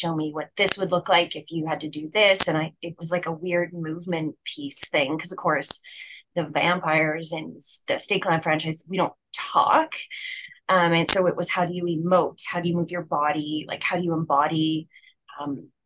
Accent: Saskatchewan, Canada; I am born and raised in Saskatchewan

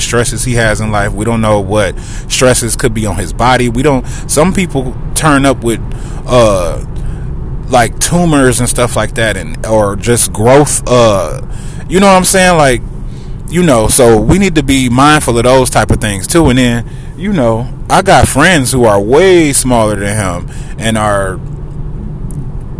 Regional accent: Detroit, Michigan, United States; I'm from Detroit.

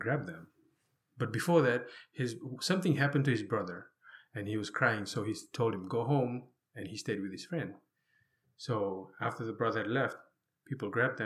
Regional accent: Taveuni, Northern Division, Fiji; moved away as an adult; also born or lived in Hawaii; So I was born and raised in Fiji. So specifically on an island called Taveuni

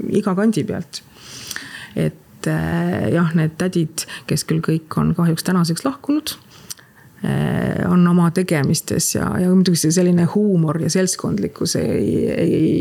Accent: Tallinn, Harju County, Estonia; meie kasvasime seal Tehnikaüli pikkades koridorides joostes

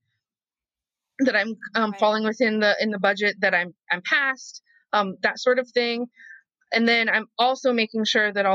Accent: Idaho, United States; moved away as an adult; now in Los Angeles, United States; being a fat kid in rural America

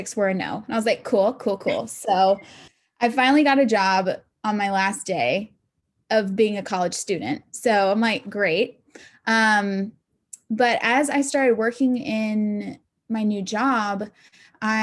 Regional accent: Augusta, Georgia, United States; also born or lived in Atlanta, Georgia; I am originally from Augusta, Georgia

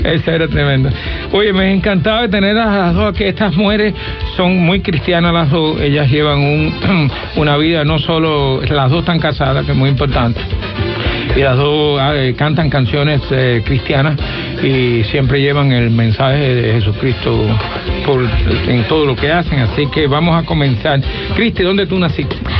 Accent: Pinar del Río, Cuba; yo soy de Pinatería, los pinareños

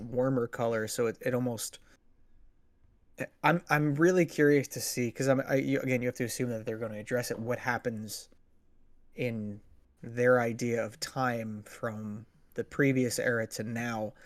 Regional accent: United States; as an American who grew up in the nineties

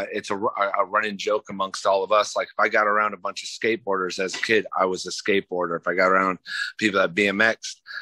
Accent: Lakeland, Florida, United States; also born or lived in Michigan; I'm from Florida. I was raised in Polk County, Lakeland. Born in Michigan, but I've been raised

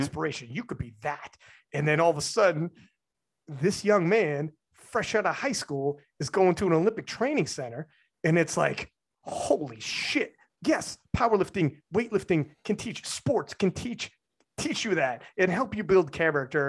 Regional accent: Canada; as a Canadian

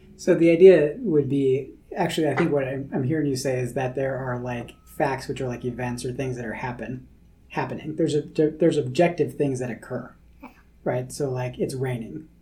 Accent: California, United States; when I was a kid growing up in California, I loved the rain

